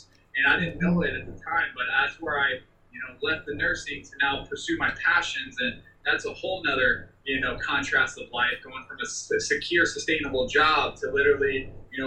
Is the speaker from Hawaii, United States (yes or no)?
yes; Maui, Hawaii, United States; I grew up there